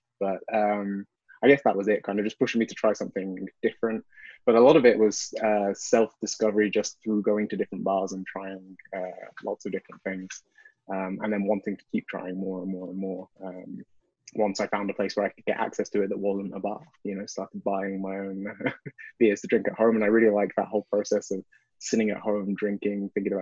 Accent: United Kingdom; moved away as an adult; also born or lived in Bristol; now in Montreal, Canada; I'm British

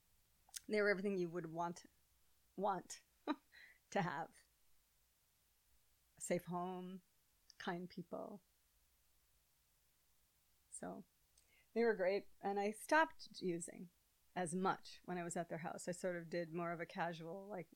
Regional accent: Hopkins, Minnesota, United States; I grew up in Hopkins

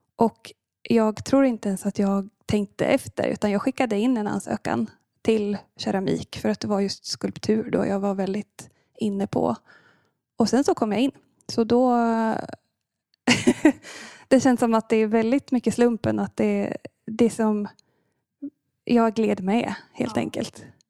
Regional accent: Linköping, Östergötland, Sweden; moved away as an adult; now in Gothenburg, Sweden; jag kommer från eh, början från Linköping och eh, landade i Göteborg för cirka nio år sedan

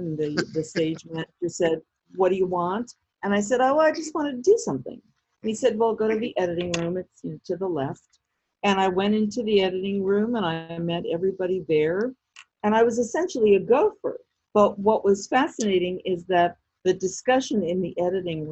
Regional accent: New York City, New York, United States; growing up in the Bronx, but spending most of my grown-up childhood in Manhattan was just the right place to be growing up.

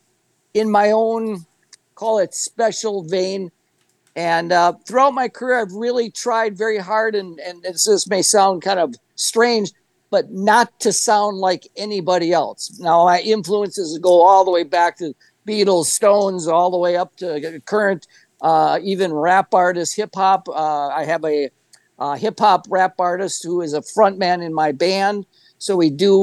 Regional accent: Green Bay, Wisconsin, United States; moved away as an adult; also born or lived in Los Angeles; Growing up in Green Bay, it was a vibrant rock and roll music scene

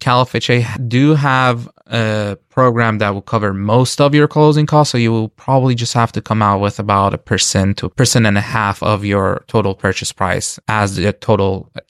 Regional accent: Iran; now in United States; I am an immigrant. We moved here from Iran.

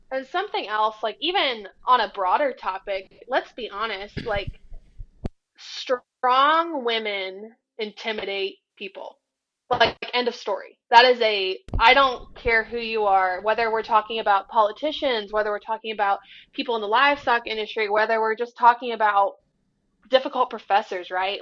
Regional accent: Bucyrus, Ohio, United States; I was born in Bucyrus I lived in Bucyrus. I went to school in Bucyrus. That's my hometown.

